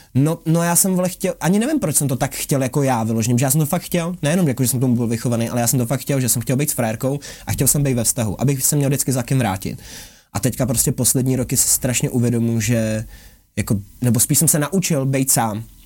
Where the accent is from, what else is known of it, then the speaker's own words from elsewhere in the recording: Prague, Czechia; když jsem z Palmovky